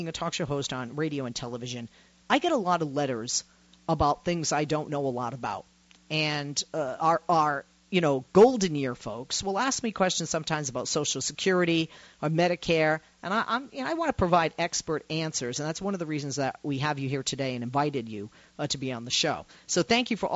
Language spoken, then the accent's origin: English; Boston, Massachusetts, United States; Boston University, my hometown, B, not BU, B, didn't live far from BU